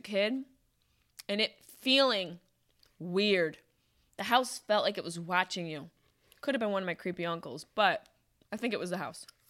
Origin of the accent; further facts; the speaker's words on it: Syracuse, New York, United States; my hometown of Syracuse, New York.